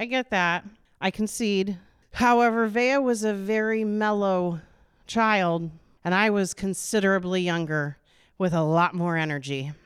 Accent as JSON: {"language": "English", "town": "Des Moines", "region": "Iowa", "country": "United States", "tie": "born or raised there", "also_born_or_lived": "Norwalk, Iowa", "moved": "as an adult", "lives_now": "Indianola, United States", "said": "I grew up in Des Moines, on the east side over by the state fairgrounds"}